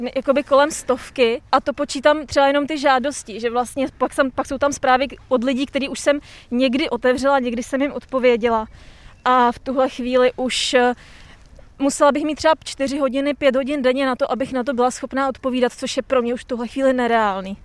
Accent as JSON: {"language": "Czech", "town": "Plzeň", "region": "Plzeň Region", "country": "Czechia", "said": "já jsem z Plzně"}